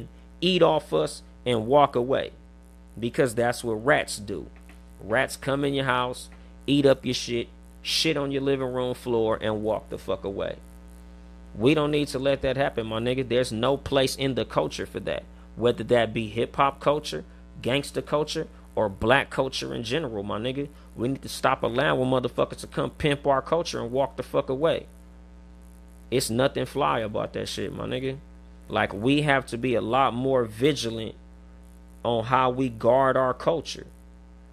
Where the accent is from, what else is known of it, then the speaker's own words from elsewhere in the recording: West Coast, United States; accent: West Coast; We on the West Coast with it. You can tell by my accent.